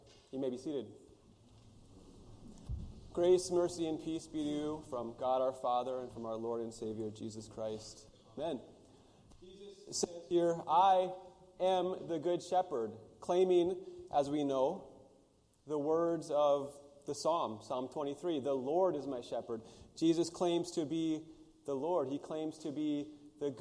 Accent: United States; where I grew up in the Pryor Mountains, we could go see a herd of wild horses

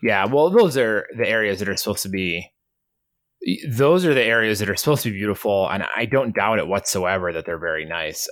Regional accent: New York, United States; I'm from New York

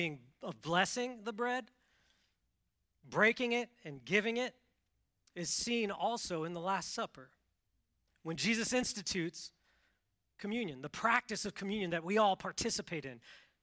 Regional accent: Washington, United States; I grew up in Washington State, the Pacific Northwest, so it's wet there.

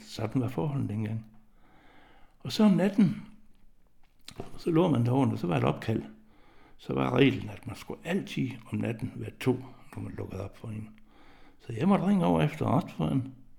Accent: Southern Jutland, Southern Denmark, Denmark; moved away as an adult; jeg er jo født og opvokset i Sønderjylland

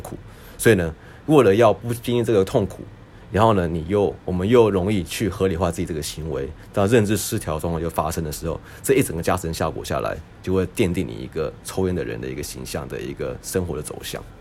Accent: Taiwan; moved away; also born or lived in United States; 我们都在台湾长大， 呃，台湾出生，然后呢，我们之后呢，去美国就学

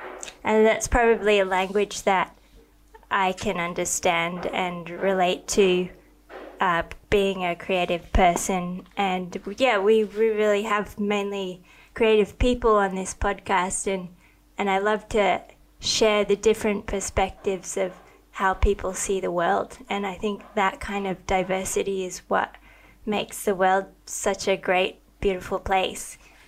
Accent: Australia; also born or lived in Thailand; I didn't grow up in America. I grew up in Australia and Thailand. I mean, we have rugby union and we've got AFL

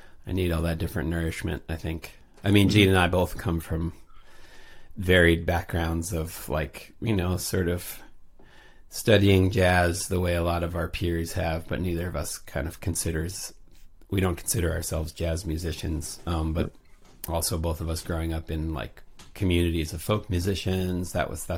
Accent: Wisconsin, United States; moved away as an adult; also born or lived in New York; I grew up in Wisconsin, and so that, you know, the first half of my life, I lived there and moved to New York in 2003

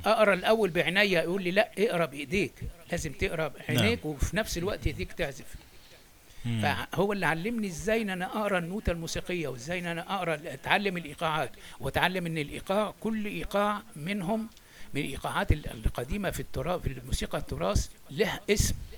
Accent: Egypt; moved away as an adult; also born or lived in Alexandria, Egypt; now in France; أهاجر من مصر وإن أنا أسافر أوروبا

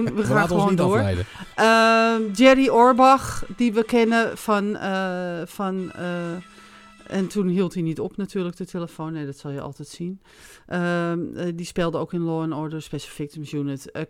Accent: Netherlands; En daar houden wij van als Nederlander.

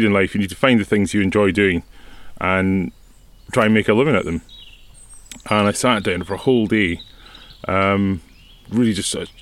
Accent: Mallaig, Scotland, United Kingdom; born or raised there; also born or lived in Edinburgh / Isle of Canna / Hampshire

